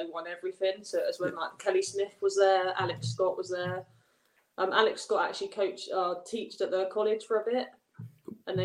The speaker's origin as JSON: {"language": "English", "area": "Norfolk", "region": "East of England", "country": "United Kingdom", "also_born_or_lived": "London / Liverpool", "said": "that was when I moved away from Norfolk for a bit to go and study and play football."}